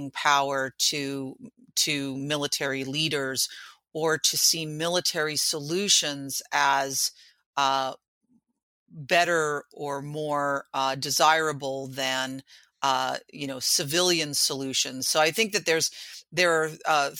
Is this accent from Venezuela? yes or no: no; Vancouver, British Columbia, Canada; moved away; also born or lived in New York; so I'm born and raised in Vancouver, but lived a long time in New York